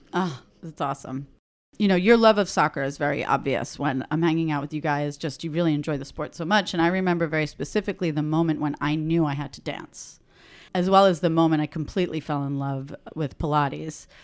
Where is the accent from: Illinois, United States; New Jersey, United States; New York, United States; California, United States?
New York, United States; New York City; I'm Italian from Queens